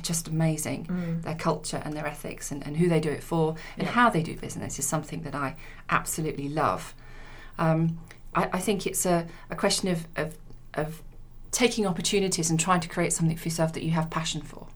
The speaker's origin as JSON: {"language": "English", "town": "Leicester", "region": "East Midlands", "country": "United Kingdom", "moved": "as an adult", "lives_now": "London, United Kingdom", "said": "I come from Leicester, so I, I moved to London when I was 18"}